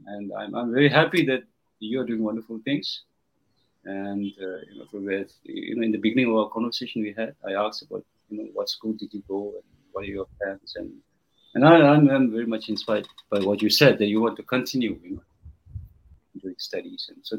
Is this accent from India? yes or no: yes; India; And you know, I came from Indian rural areas. There's no primary school.